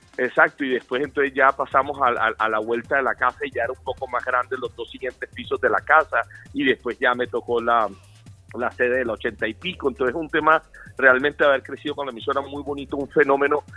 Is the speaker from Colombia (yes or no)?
yes; Colombia; como colombianos